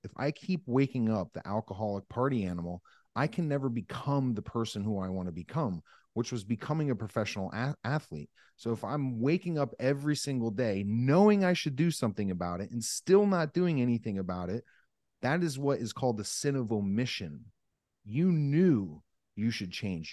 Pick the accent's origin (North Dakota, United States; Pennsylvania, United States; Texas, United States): Pennsylvania, United States; Northeast; I grew up in Northeast Pennsylvania